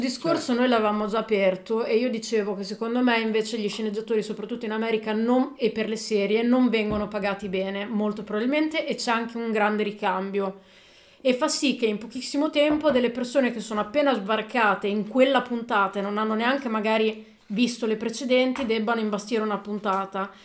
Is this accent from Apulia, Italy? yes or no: no; Emilia-Romagna, Italy; siamo romagnoli